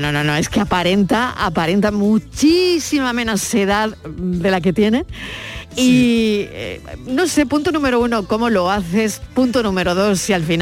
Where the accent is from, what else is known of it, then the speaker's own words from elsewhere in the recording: Córdoba, Andalusia, Spain; aquí en Córdoba... Como buen eh, cordobés, claro.